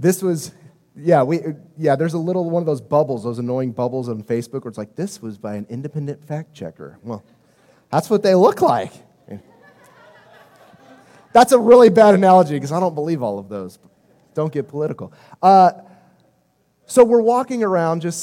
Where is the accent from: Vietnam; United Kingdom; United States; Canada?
United States; Midwest; moved away; also born or lived in Miami, Florida; We have basements in the Midwest